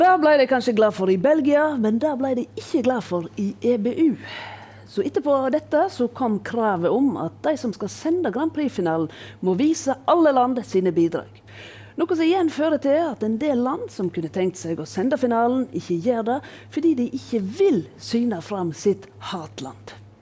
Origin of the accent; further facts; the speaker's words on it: Voss, Vestland, Norway; heime på Voss